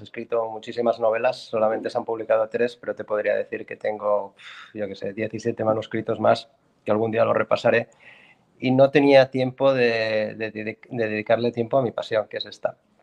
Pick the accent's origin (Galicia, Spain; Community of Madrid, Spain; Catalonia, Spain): Catalonia, Spain; Barcelona; moved away as an adult; now in Iceland; yo eh, soy español, catalán, nací en Barcelona, Barcelona ciudad